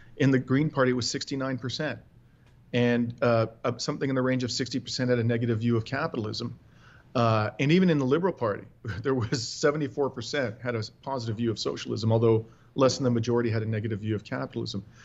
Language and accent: English; Ontario, Canada; I am uh, born and raised in Ontario.